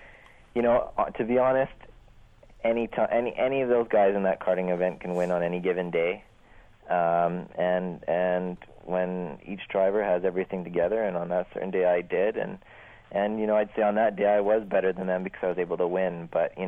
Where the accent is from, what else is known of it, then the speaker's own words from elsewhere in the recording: Vancouver, British Columbia, Canada; I'm from Vancouver, Canada.